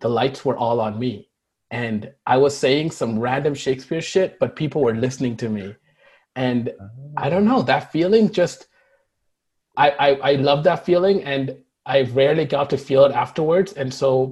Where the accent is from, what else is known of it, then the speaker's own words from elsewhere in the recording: Toronto, Ontario, Canada; English is a second language; also born or lived in Markham; I immigrated here when I was 7 or 8